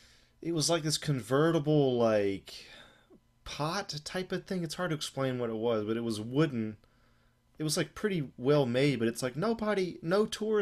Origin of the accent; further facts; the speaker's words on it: Senegal; English is a second language; I'm from Senegal, and I'm like, dude, I have no cash.